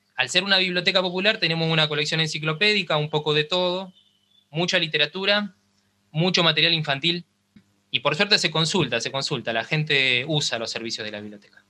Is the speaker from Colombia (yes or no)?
no; Cañada de Gómez, Santa Fe, Argentina; moved away as an adult; now in Rosario, Argentina; yo soy de Cañada de Gómez, que es una ciudad que está a 70 kilómetros acá de Rosario